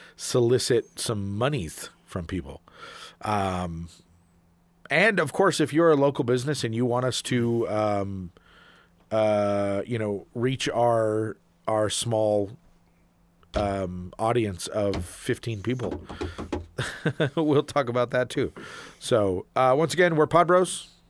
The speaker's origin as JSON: {"language": "English", "region": "Arizona", "country": "United States", "said": "We are from Arizona"}